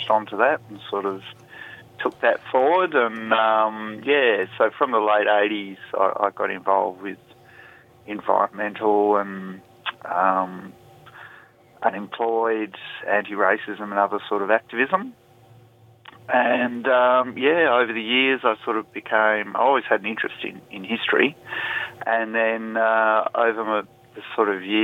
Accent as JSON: {"language": "English", "town": "Perth", "region": "Western Australia", "country": "Australia", "moved": "yes", "said": "I'm originally from Perth"}